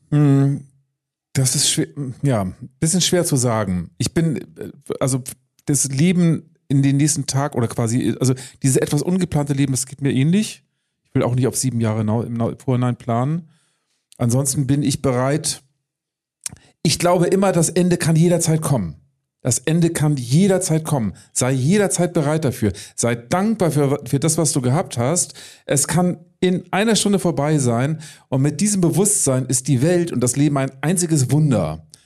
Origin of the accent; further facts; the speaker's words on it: Baltic coast, Germany; Ich muss dann doch an die Ostsee zurückkehren, die, auf die Scholle, wo ich herkomme.